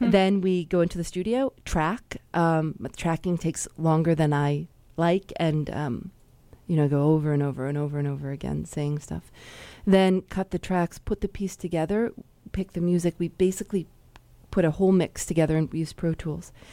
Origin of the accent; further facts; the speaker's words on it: Chicago, Illinois, United States; I'm from Chicago